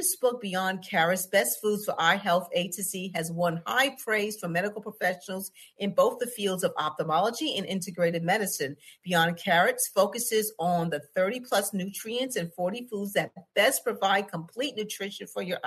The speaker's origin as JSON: {"language": "English", "region": "New York", "country": "United States", "tie": "born or raised there", "said": "she's from my home state"}